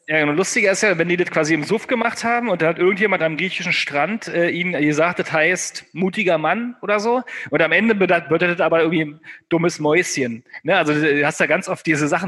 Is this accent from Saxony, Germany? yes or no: no; Brandenburg, Germany; Und ich komme ja aus Brandenburg